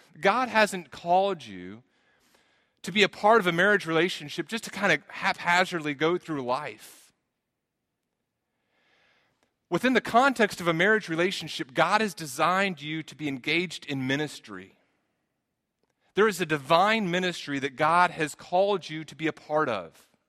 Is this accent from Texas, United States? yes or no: yes; Texas, United States; I grew up in Texas, not quite the Garden of Eden, but close, right?